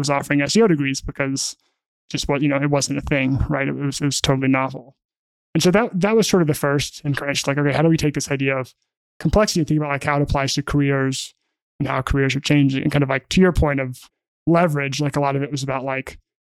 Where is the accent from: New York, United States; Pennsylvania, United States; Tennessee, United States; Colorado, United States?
Tennessee, United States; Memphis; also born or lived in Alabama; I grew up in Memphis, Tennessee